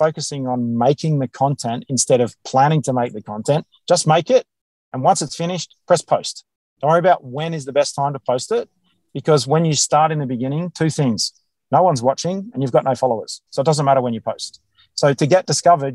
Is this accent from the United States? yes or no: no; Australia; accent: Australian; my accent, my Australian accent